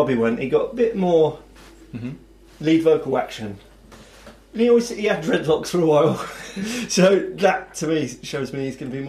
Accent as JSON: {"language": "English", "region": "Midlands", "country": "United Kingdom", "said": "I'm from there. Well, I'm from the Midlands"}